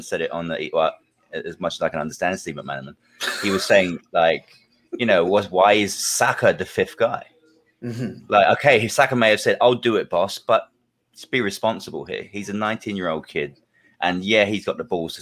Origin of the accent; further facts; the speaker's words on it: England, United Kingdom; now in New Orleans, United States; I've also got Italian in-laws back home, in England